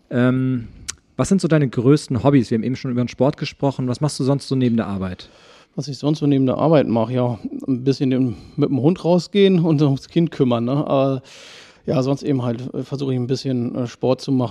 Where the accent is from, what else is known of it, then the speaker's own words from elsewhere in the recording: Schwarzenberg, Saxony, Germany; Ja, also ich bin, äh, wohne schon immer in Schwarzenberg, äh, bin hier auch zur Grundschule gegangen